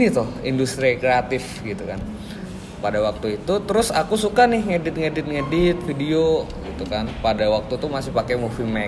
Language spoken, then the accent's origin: Indonesian; Magelang, Central Java, Indonesia; born or raised there